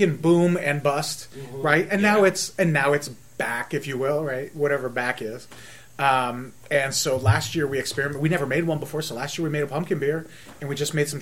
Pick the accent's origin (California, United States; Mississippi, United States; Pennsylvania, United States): Pennsylvania, United States; Jersey Shore; moved away; I'm from Jersey Shore, Pennsylvania